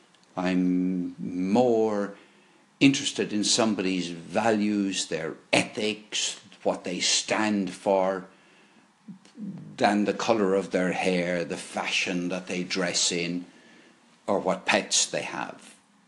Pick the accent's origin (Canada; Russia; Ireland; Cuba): Ireland; Limerick, Munster; born there; also born or lived in Dublin / London / Bath; now in Cork, Ireland; By the way, I was born in Limerick, went to live in Dublin, went to live in London, the West Country, ended up in Bath, and then came to Cork in 2005.